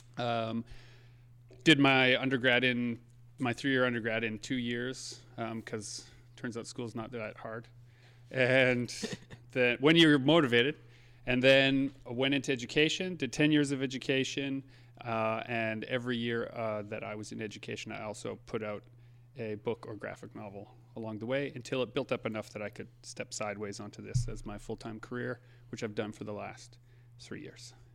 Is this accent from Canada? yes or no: yes; Saint Germain, Manitoba, Canada; I grew up in Saint Germain, Manitoba, just outside of Winnipeg